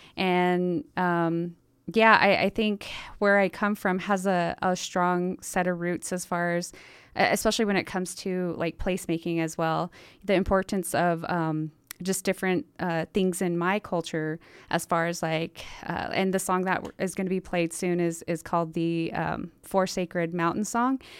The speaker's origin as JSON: {"language": "English", "town": "Montezuma Creek", "region": "Utah", "country": "United States", "moved": "yes", "lives_now": "Salt Lake Valley, United States", "said": "I come from San Juan County, a small place called Montezuma Creek, Utah"}